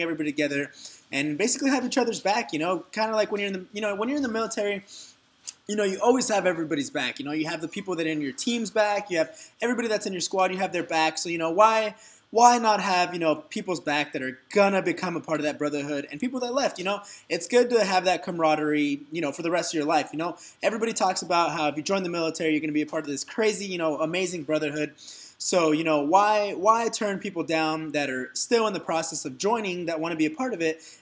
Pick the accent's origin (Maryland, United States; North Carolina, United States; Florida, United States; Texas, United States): Texas, United States; Dallas; moved away as an adult; now in Orange County, United States; I'm originally from Dallas, Texas, and, you know, I'm a Texas native by heart